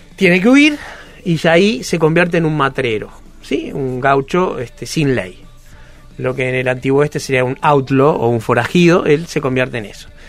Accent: Uruguay; yo que soy un uruguayo blanco de mediana edad, de origen judío

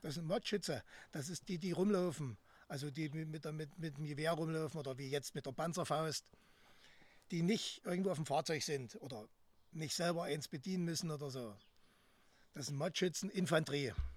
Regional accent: Greppin, Saxony-Anhalt, Germany; now in Halle, Germany; Also ich bin geboren in Krebin. Das ist zwischen Bitterfeld und Wolfen

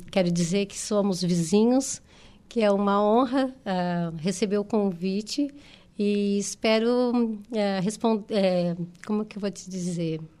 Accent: Turvo, Santa Catarina, Brazil; now in Florianópolis, Brazil; ir para Florianópolis, eu sou de Turvo, uhum. ir para Florianópolis já era, tu, parecia que tu estava desbravando o mundo

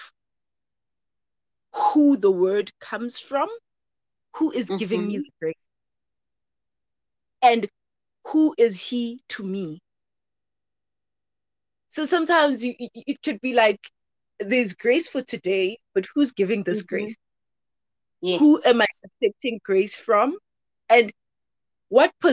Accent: Soweto, Gauteng, South Africa; moved away as an adult; now in Cape Town, South Africa; born and bred in Soweto, but relocated due to studying at CPUT. So I'm studying in Cape Town

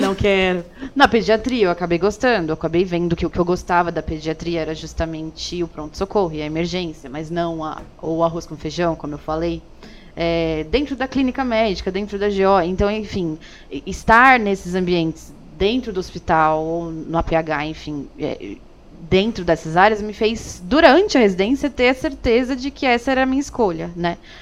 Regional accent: São Paulo, Brazil; also born or lived in Campinas; sou aqui de São Paulo mesmo, mas me formei em Campinas

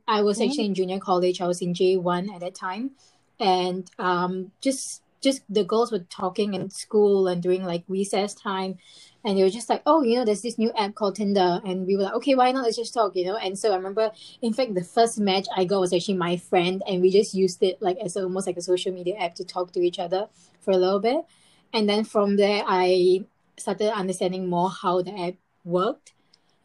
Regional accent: Singapore; moved away as an adult; now in London, United Kingdom; I'm a Singaporean and I grew up in Singapore for 20 years, but I moved to London 2 years ago.

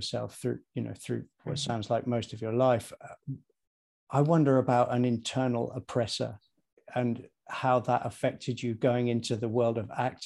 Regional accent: United Kingdom; I am British, white, heterosexual

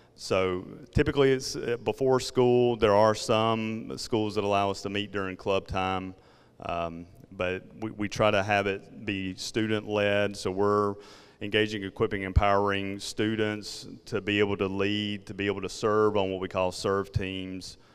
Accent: South Georgia, United States; accent: Southern; southern Georgia

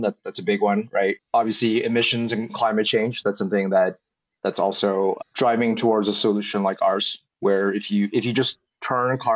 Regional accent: Beijing, China; I grew up in Beijing

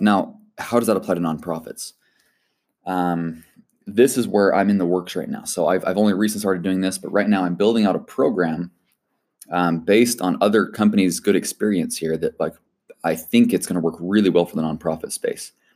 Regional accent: United States; born and raised in the United States

